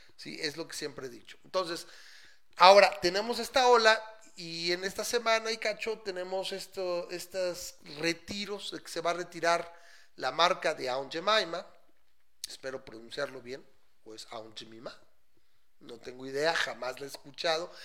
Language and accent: Spanish; Mexico; yo soy mexicano